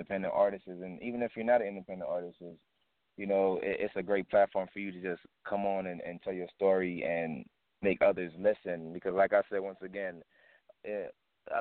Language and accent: English; Kingston, Jamaica; also born or lived in South Central Los Angeles; now in Las Vegas, United States; when I came from Kingston, Jamaica, I was brought to South Central LA, and then the family decided to move to Las Vegas